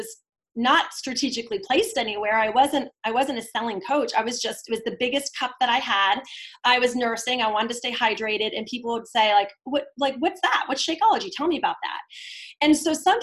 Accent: Darien, Connecticut, United States; also born or lived in New York City; my hometown

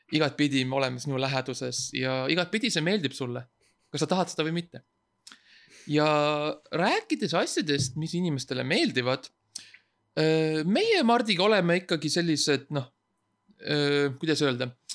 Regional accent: Estonia; ma olen eestlane

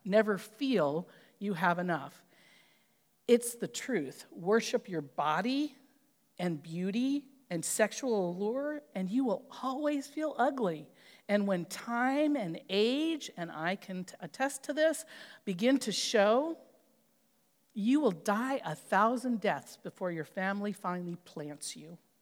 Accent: California, United States; I grew up in California

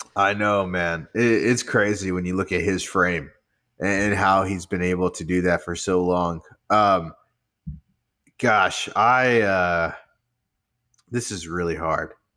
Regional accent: Rio Grande Valley, Texas, United States; I'm from the Rio Grande Valley.

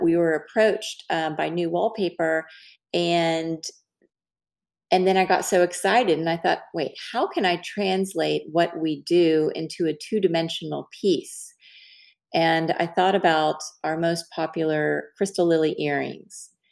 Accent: Dallas, Texas, United States; I'm from Dallas

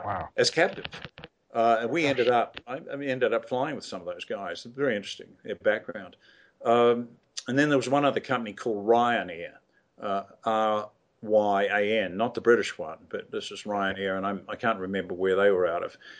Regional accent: New Zealand; I'm an ex colonial just like you. And, uh, you know, I'm from New Zealand

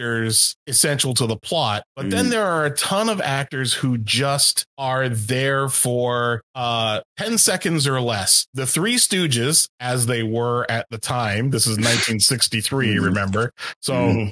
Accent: Toronto, Ontario, Canada; I grew up in Toronto

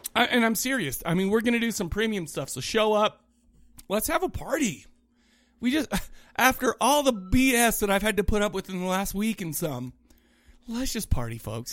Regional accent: Kaysville, Utah, United States; also born or lived in Farmington, Utah; I grew up in Farmington and Kaysville.

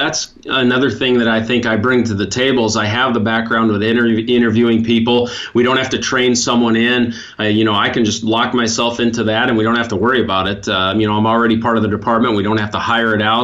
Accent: Montana, United States; moved away; I grew up in Montana

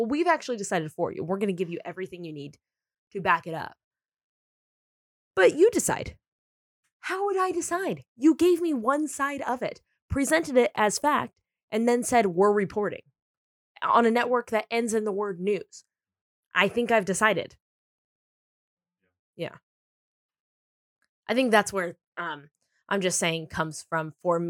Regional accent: San Diego, California, United States; now in Los Angeles, United States; I mean, I'm from San Diego and I live in LA.

